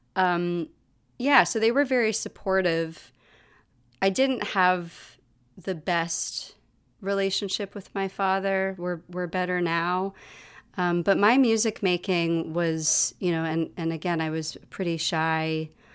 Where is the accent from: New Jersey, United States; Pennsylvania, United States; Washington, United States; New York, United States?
New York, United States; New York City; also born or lived in Galway, Ireland; we live in my childhood apartment. So I am talking to you from my childhood apartment. I've been here since I was nine, on and off.